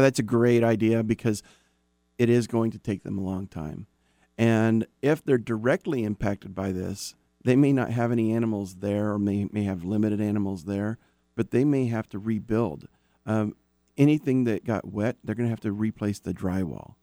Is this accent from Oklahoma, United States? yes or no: yes; Oklahoma, United States; moved away; also born or lived in Dallas area, Texas; I'm from Oklahoma. So I dealt with tornadoes and I dealt with flash floods on a regular basis